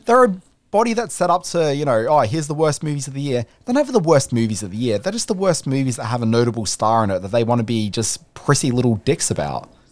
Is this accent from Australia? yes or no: yes; Australia; we're Australians